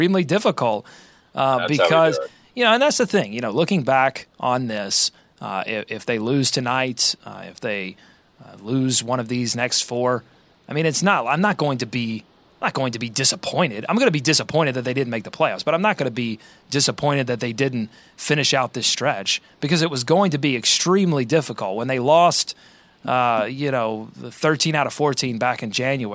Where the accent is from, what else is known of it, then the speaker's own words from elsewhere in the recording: Charlotte, North Carolina, United States; a town that's near Charlotte, my hometown